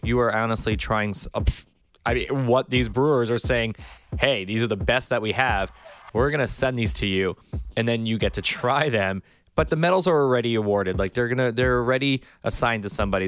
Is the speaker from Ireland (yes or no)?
no; Miami Beach, Florida, United States; I was born and raised in Miami Beach